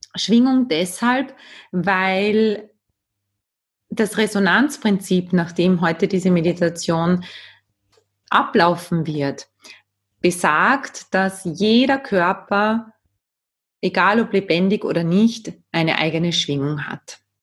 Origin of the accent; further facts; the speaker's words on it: Austria; Bei uns in Österreich